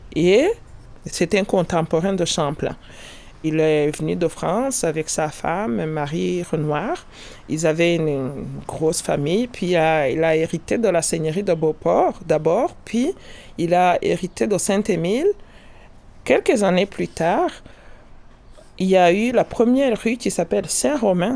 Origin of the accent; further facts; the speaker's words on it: Rwanda; moved away as an adult; now in Quebec, Canada; Je suis née au Rwanda et j'ai vécu au Rwanda jusqu'à 35 ans